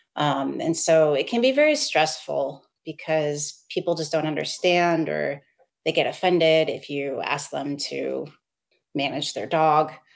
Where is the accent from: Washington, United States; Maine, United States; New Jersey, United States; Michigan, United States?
Washington, United States; Seattle; moved away as an adult; also born or lived in East Coast / abroad; now in Portland, United States; I'm from the Seattle area originally. I grew up there my whole life